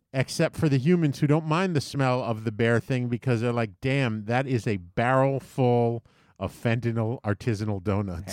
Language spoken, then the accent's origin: English; U.S. Virgin Islands; moved away; Growing up in the Caribbean, in Saint Thomas.